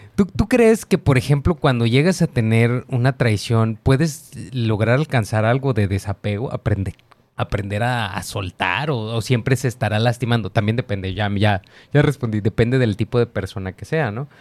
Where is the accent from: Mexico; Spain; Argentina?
Mexico; como mexicano